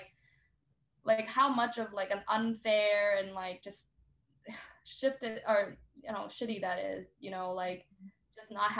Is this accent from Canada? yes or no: no; Vietnam; now in Seattle, United States; I grew up in Vietnam